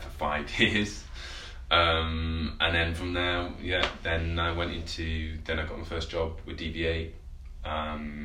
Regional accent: Penistone, Yorkshire and the Humber, United Kingdom; also born or lived in Sheffield; I was born in Sheffield and then I moved out to a place called Penistone, which is like basically in the middle of nowhere near in a Barnsley district in the countryside

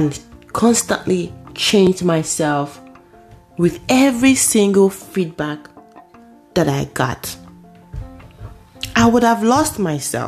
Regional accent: Nigeria; moved away as an adult; now in United States; I was coming from Nigeria for the very first time. I was new. But you couldn't tell, apart from my accent, you could not tell.

